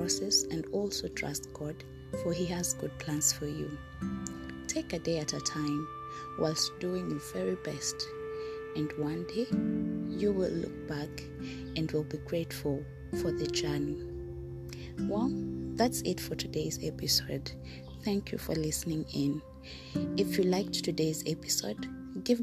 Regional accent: Kenya; I am a Kenyan citizen

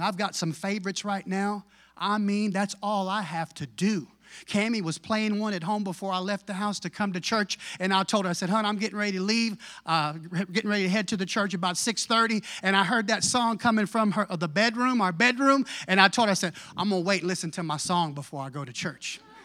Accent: Texas, United States; I was raised in Tex, brought up in Texas.

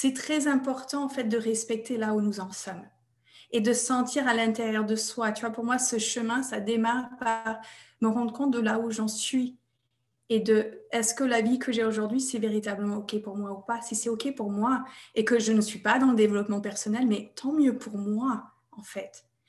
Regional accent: United States; French is a second language; moved away as an adult; now in France; Je suis américaine à la base et j'habite en France depuis 2002

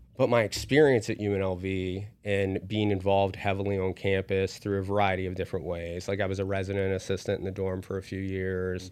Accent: West Virginia, United States; now in Las Vegas, United States; I was raised in West Virginia

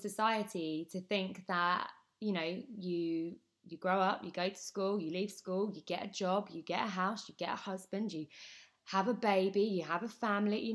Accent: Essex, East of England, United Kingdom; I am from Essex

